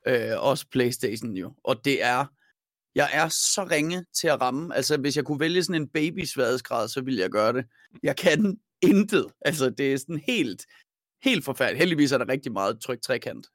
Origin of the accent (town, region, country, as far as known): Denmark